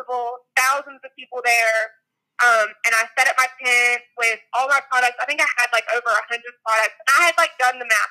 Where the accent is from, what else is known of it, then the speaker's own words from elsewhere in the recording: McDonough, Georgia, United States; the town where Josh and I grew up in McDonough, Georgia